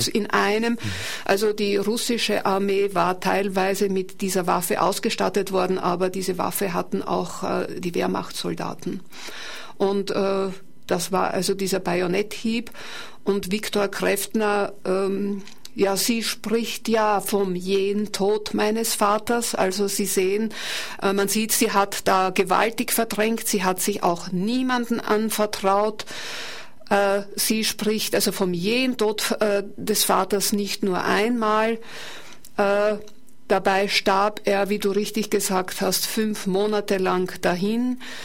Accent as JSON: {"language": "German", "region": "Burgenland", "country": "Austria", "said": "hätte ich nicht heißen wollen als Burgenländerin"}